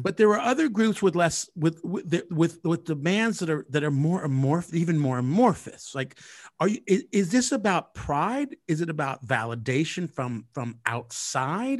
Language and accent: English; California, United States; I am born and raised in California